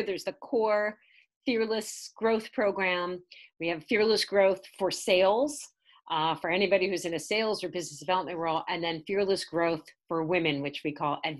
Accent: New York City, New York, United States; And I grew up in Staten Island, New York. And I had the worst accent you could ever have.

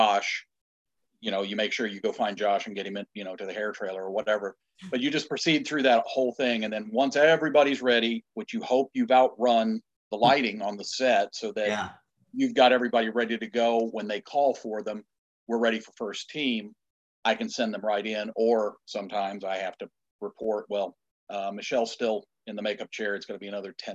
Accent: Illinois, United States; now in Wilmington, United States; I'm from the Midwest. I'm from Illinois

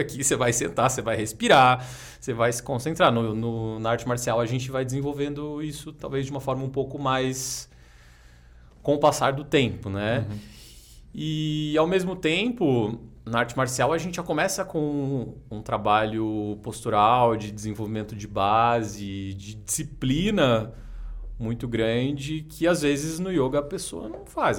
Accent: Jacareí, São Paulo, Brazil; now in São Paulo, Brazil; eu sou de Jacareí, interior de São Paulo. Comecei lá

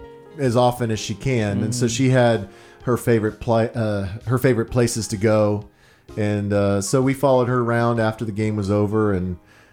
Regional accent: Dallas, Texas, United States; I'm from Dallas.

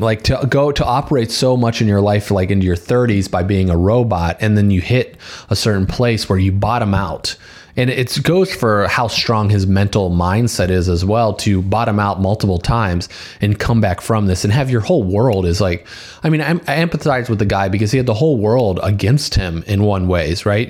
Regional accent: Valparaiso, Indiana, United States; We went to high school together and we grew up together in Valpo

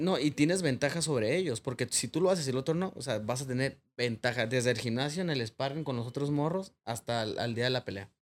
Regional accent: Tijuana, Baja California, Mexico; Yo me crié en Planice, una colonia allá por el Cucapá, por el ejido Matamoros

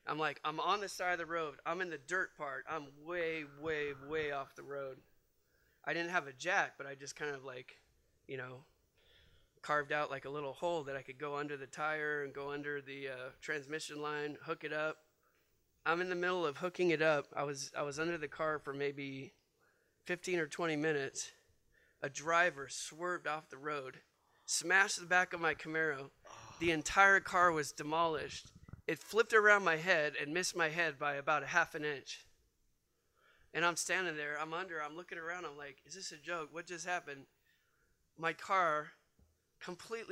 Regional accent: Bay Area, Northern California, United States; moved away as an adult; also born or lived in Philadelphia; I was in the Bay Area. That's where I grew up.

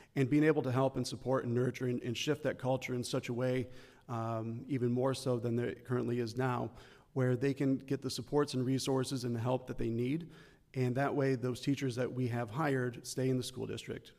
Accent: Midland, Michigan, United States; I grew up in Midland as the son of two educators

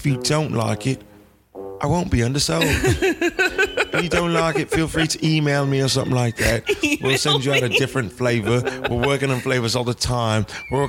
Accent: United Kingdom; I'm British, and we all know British do better acting than Americans.

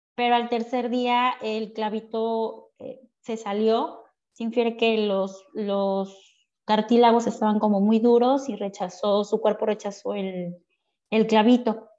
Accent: Veracruz, Mexico; nosotros somos de Veracruz

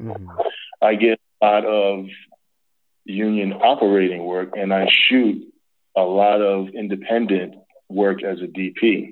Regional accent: New York, United States; I'm from New York, so many years I was a grip technician in New York.

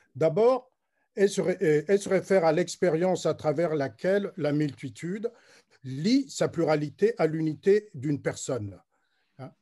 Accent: Republic of the Congo; je suis congolais

